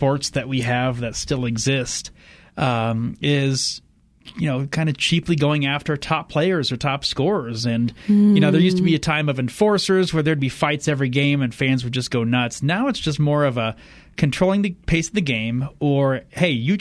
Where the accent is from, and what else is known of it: Fort Wayne, Indiana, United States; born or raised there; now in Colorado, United States